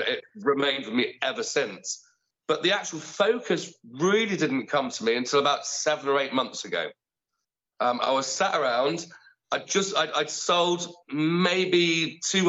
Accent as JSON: {"language": "English", "town": "Bromsgrove", "region": "West Midlands", "country": "United Kingdom", "tie": "born or raised there", "said": "I grew up in Bromsgrove"}